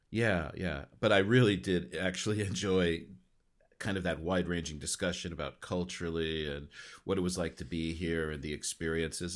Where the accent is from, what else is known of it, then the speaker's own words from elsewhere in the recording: Los Angeles, California, United States; moved away; I grew up in L